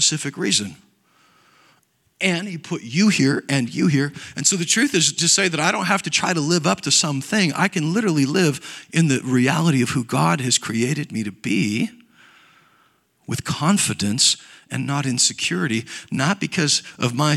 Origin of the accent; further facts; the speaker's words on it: United States; I grew up in Nebraska, Kansas